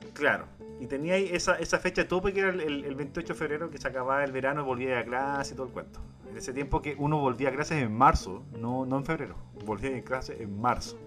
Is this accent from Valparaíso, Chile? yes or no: no; Antofagasta, Chile; somos pocos los que somos de, de Antofagasta